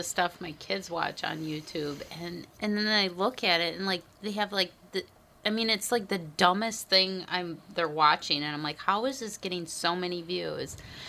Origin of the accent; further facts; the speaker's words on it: Minnesota, United States; I'm a Minnesotan.